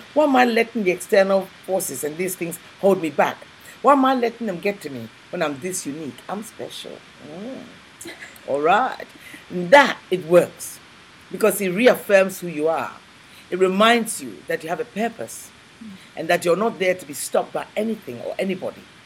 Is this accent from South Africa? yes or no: no; Ghana; moved away as an adult; also born or lived in England; I was born in Ghana, West Africa, and I went uh, from there to England